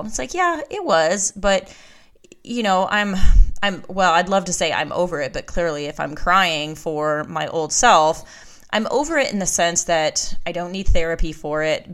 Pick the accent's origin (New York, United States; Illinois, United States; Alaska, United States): Alaska, United States; now in Georgia, United States; I was born and raised in Alaska